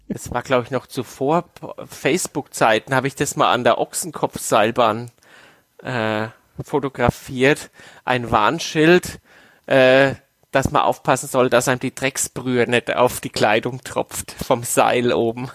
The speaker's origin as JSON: {"language": "German", "area": "Waldbüttelbrunn", "region": "Bavaria", "country": "Germany", "tie": "born or raised there", "said": "dass wir als Kinder in Waldbrüllbrunn äh, auf der Straße Schlitten fahren konnten"}